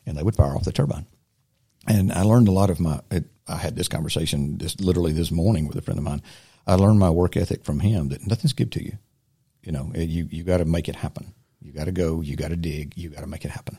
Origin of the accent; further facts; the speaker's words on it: Silver Creek, United States; also born or lived in Ridgewood; born and raised in Silver Creek, uh, local boy